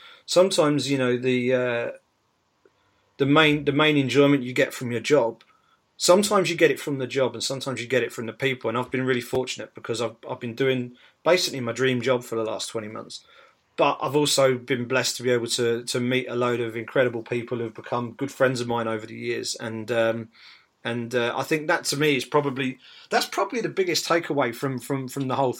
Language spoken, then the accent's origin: English; United Kingdom; as a Brit